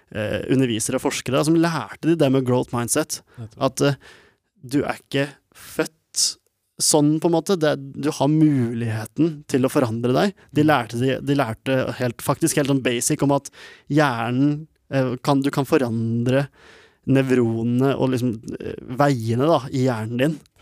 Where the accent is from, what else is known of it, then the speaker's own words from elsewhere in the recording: Norway; jeg er født i Norge med ikke en rik familie i det hele tatt, men en vanlig norsk familie